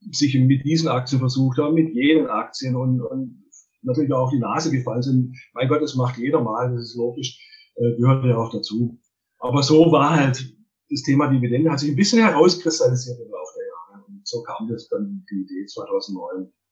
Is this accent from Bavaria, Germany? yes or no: no; Baden-Württemberg, Germany; also ich bin ja ein Schwabe, wie man wahrscheinlich aushört.